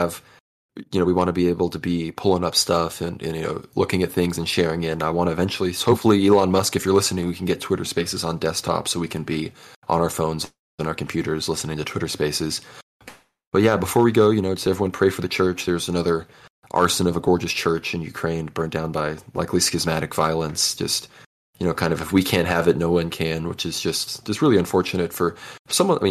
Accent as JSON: {"language": "English", "country": "Turks & Caicos Islands", "tie": "born or raised there", "moved": "yes", "said": "I grew up in the Turks and Caicos Islands in the Caribbean"}